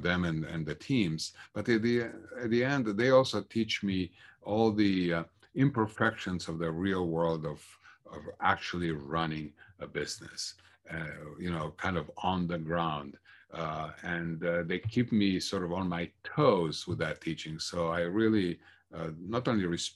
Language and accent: English; Bucharest, Romania; moved away as an adult; also born or lived in Minnesota; now in United States; I was born and raised in Bucharest, Romania, which at the time was a communist country.